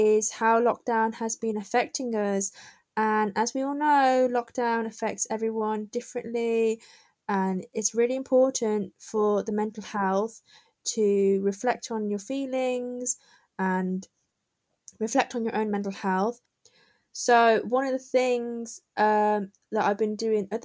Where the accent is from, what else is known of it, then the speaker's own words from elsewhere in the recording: Birmingham, West Midlands, United Kingdom; I'm from Birmingham